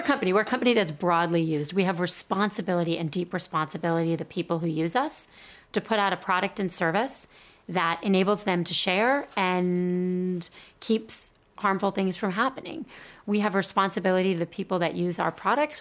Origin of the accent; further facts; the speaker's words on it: Miami, Florida, United States; I grew up in Miami